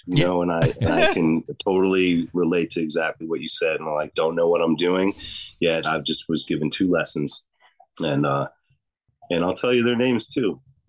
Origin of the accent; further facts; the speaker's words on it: Chicago, Illinois, United States; Yeah, totally. I'm from Chicago.